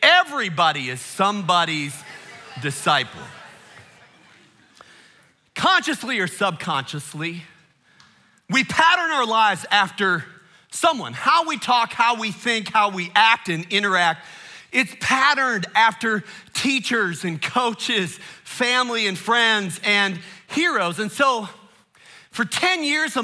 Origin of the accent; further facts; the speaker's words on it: Chicago, Illinois, United States; I grew up in the Chicago area.